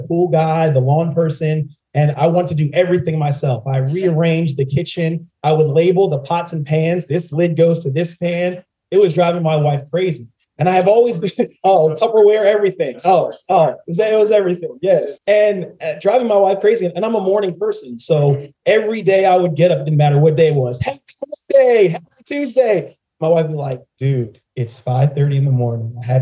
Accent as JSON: {"language": "English", "area": "right outside of Philadelphia", "region": "Pennsylvania", "country": "United States", "tie": "born or raised there", "also_born_or_lived": "New Orleans", "moved": "as an adult", "lives_now": "Atlanta, United States", "said": "I'm born and raised in Pennsylvania, right outside of Philadelphia"}